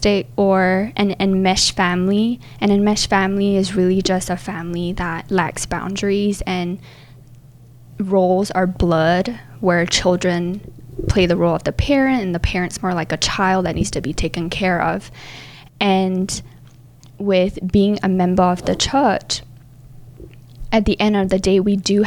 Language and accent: English; Singapore; moved away as an adult; I was born and raised in Singapore